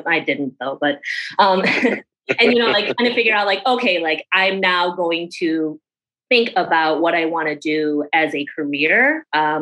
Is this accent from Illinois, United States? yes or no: yes; Schaumburg, Illinois, United States; I am from Chicago originally. Yeah. A little bit outside of Chicago, Schaumburg